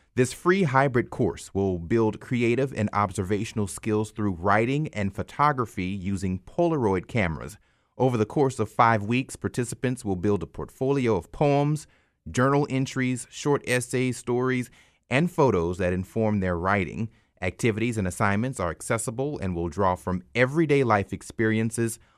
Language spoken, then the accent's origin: English; South Louisiana, United States; moved away as an adult; also born or lived in Texas; growing up in South Louisiana, we didn't learn about it in school